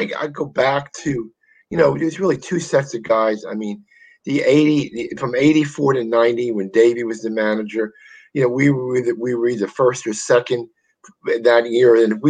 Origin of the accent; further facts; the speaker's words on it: Clifton, New Jersey, United States; also born or lived in Bronx, New York; I was born in the Bronx and moved to Clifton, where my family's about six.